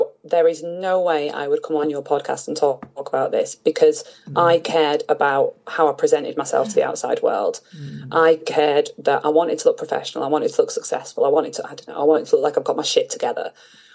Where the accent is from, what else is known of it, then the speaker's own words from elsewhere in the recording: Manchester, North West England, United Kingdom; moved away as an adult; also born or lived in Bristol / London / France / Austria; now in Italy; my childhood home in North Manchester, and it's home